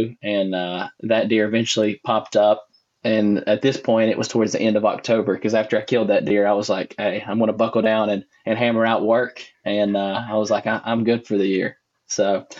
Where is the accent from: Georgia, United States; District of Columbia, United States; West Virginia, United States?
West Virginia, United States; Boone County; I am originally from Boone County, West Virginia. I grew up on Route 85